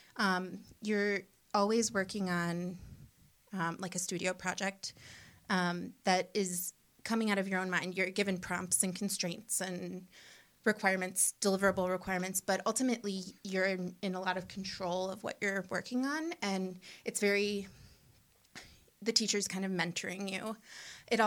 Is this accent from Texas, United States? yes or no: no; Cleveland Heights, Ohio, United States; I grew up in Cleveland Heights.